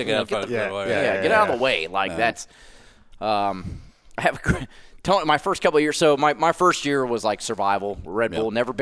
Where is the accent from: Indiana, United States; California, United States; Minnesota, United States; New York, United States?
California, United States; San Jose; also born or lived in Los Gatos, United States; I was born in Los Gatos, and they drove me home back to San Jose.